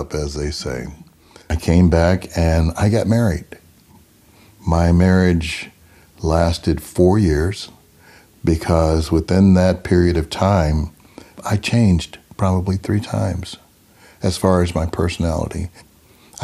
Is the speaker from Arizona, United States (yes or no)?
no; Memphis, Tennessee, United States; I was born in Memphis, Tennessee in 1949